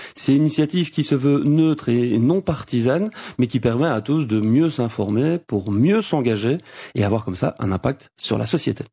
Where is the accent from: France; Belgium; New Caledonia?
Belgium; chez nous en Belgique